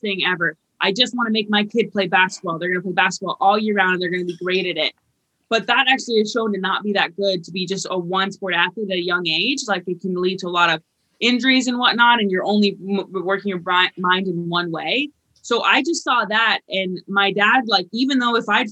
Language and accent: English; Vermont, United States; I came from Vermont